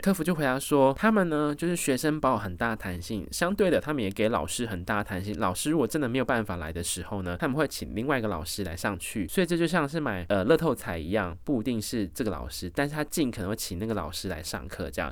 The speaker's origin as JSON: {"language": "Chinese", "country": "Taiwan", "said": "I'm from a Taiwan and lovely country"}